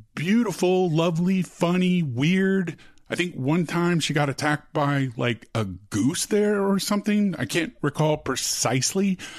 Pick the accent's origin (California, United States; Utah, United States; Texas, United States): Texas, United States; Austin; I grew up in Austin